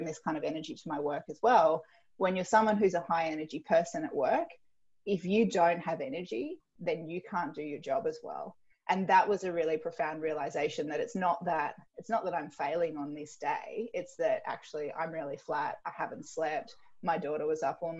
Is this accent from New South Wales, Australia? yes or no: yes; Tweed Heads, New South Wales, Australia; I grew up in Tweed Heads, which is sort of far north New South Wales.